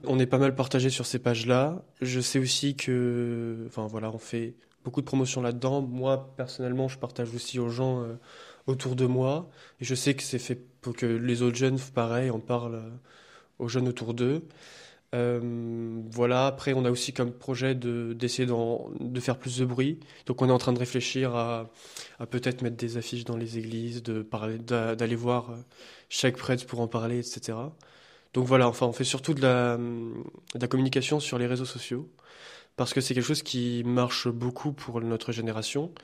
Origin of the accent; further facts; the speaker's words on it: France; now in Liège, Belgium; je suis français d'origine portugaise, faisant mes études ici à Liège.